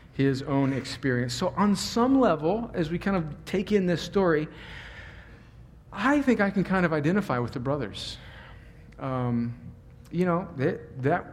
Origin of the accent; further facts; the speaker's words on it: California, United States; I grew up on the Mexican border, like right on the Mexican border